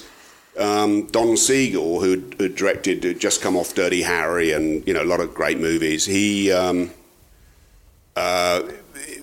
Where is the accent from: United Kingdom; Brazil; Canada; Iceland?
United Kingdom; South of England; moved away; South of England